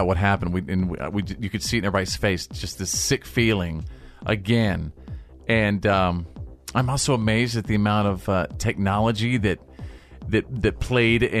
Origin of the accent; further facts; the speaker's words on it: Bowie, Texas, United States; growing up in Bowie, Texas